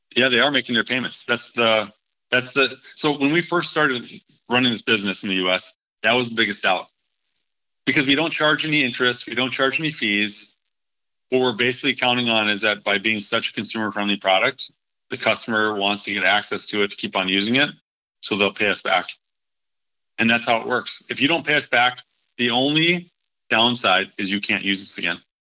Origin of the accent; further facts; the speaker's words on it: Minneapolis, Minnesota, United States; moved away; also born or lived in Charlotte; Minneapolis, which is my hometown